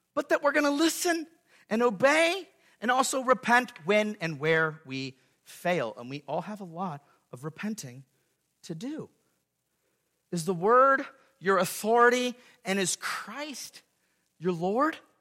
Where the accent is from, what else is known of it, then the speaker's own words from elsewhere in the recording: California, United States; moved away as an adult; now in Gallatin, United States; me and Stacy leaving where we grew up in California to serve this church here in Gallatin, Missouri